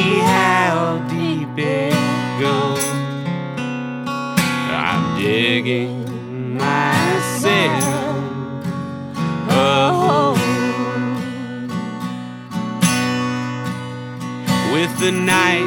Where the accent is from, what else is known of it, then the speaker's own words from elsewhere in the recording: New Tazewell, Tennessee, United States; I'm from the hills of Upper East Tennessee, a little town called New Tazewell, which is right next to Old Tazewell.